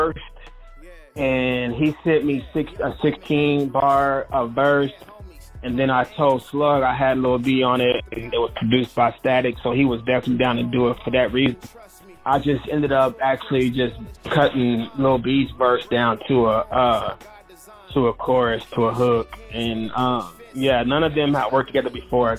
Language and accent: English; Oklahoma, United States; I'm from Oklahoma. You know what I'm saying? Like I'm if anything, I sound like Oklahoma.